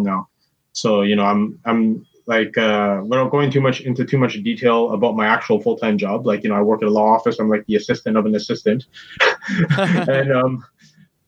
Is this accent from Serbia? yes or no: no; Surrey, British Columbia, Canada; also born or lived in Vancouver / Delta / Burnaby / New Westminster; I was born in Surrey, but I lived all over the place because my parents, they split up when I was only 8. So I lived in Surrey, Delta, Burnaby, New West. I lived in Kitsilano, East Van, Coquitlam